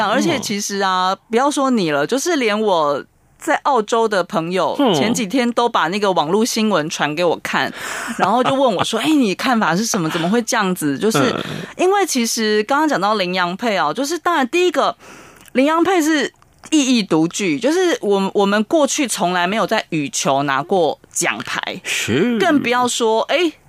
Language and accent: Chinese; Japan; 可是这全部是我们日本人买单的，因为国教会收了蛮多的我们讲转播权利金，